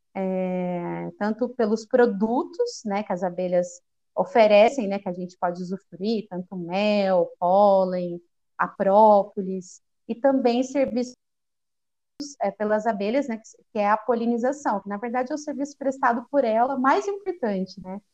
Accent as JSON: {"language": "Portuguese", "town": "Campinas", "region": "São Paulo", "country": "Brazil", "also_born_or_lived": "Rio de Janeiro", "said": "eu sou de Campinas, interior de São Paulo"}